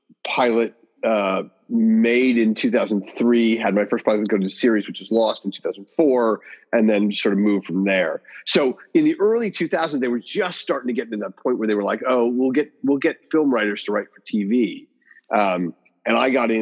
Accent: Evanston, Illinois, United States; moved away as an adult; now in Los Angeles, United States; Chicago, Evanston for me

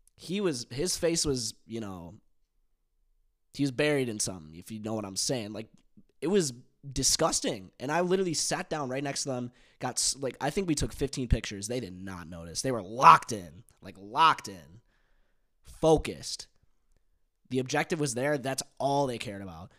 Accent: United States; accent: American; my American accent

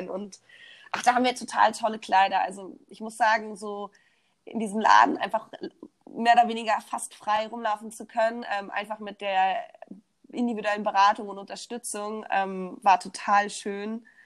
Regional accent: Berlin, Germany

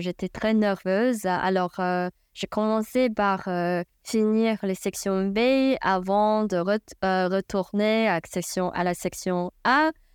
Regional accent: China; French is a second language; moved away as an adult; also born or lived in United States; now in New York City, United States; je viens de Chine

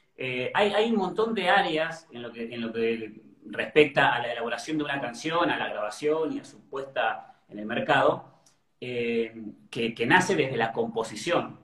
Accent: Cipolletti, Río Negro, Argentina; also born or lived in Buenos Aires; now in Ezeiza, Argentina; yo soy del sur, soy de Río Negro, de Chipoleti

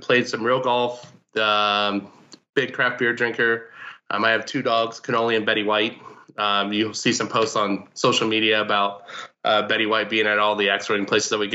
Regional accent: Indianapolis, Indiana, United States; also born or lived in Detroit; now in Pittsburgh, United States; I'm from Indianapolis

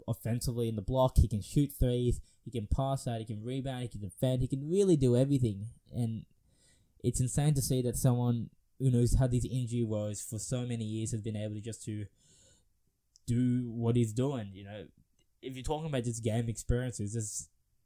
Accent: Australia

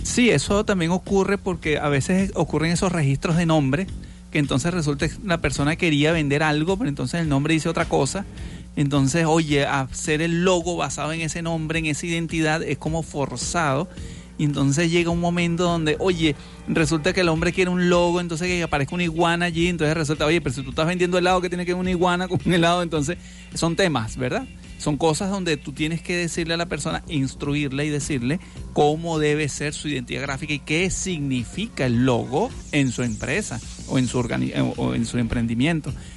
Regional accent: Venezuela; como somos venezolanos

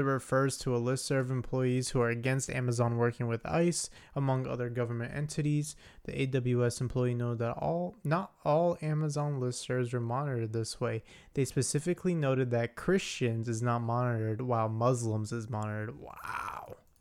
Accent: United States; I'm just an American dude

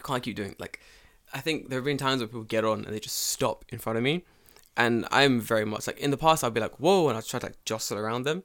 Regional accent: London, United Kingdom; moved away as an adult; now in Japan; I'm from London

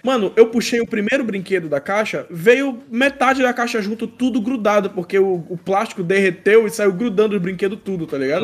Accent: Belém, Pará, Brazil; aqui em Belém, é, a gente é daqui de Belém

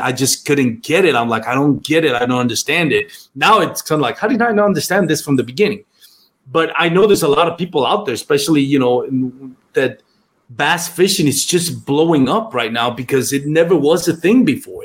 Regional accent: Puerto Rico; first language Spanish; English is a second language; moved away as an adult; Grew up in Puerto Rico, lived there for most of my life

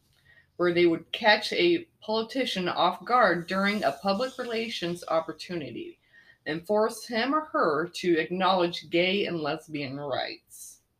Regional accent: Dallas, Texas, United States; I was born in Dallas.

